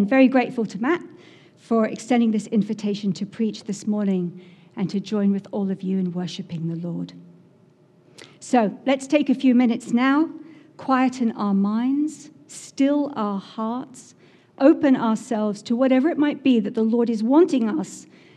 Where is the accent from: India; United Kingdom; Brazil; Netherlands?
United Kingdom; England; moved away as an adult; now in Massachusetts, United States; I'm from England originally, in case you couldn't tell that already. But I've lived here in Massachusetts for 20 years now